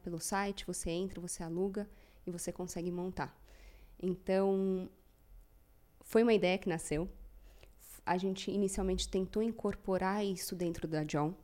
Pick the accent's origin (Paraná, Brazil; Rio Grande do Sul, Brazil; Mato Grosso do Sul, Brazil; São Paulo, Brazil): São Paulo, Brazil; tenho 37 anos, sou de São Paulo.